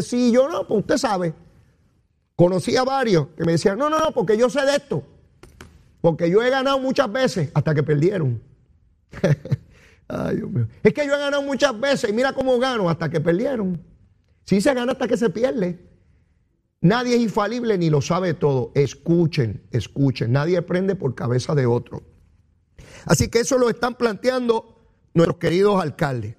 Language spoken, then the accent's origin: Spanish; Puerto Rico